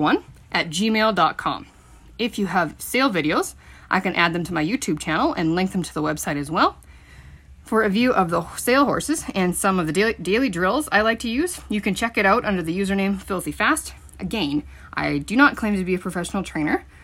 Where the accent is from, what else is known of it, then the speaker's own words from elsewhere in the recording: Milestone, Saskatchewan, Canada; I grew up in Milestone, Saskatchewan on a PFRA ranch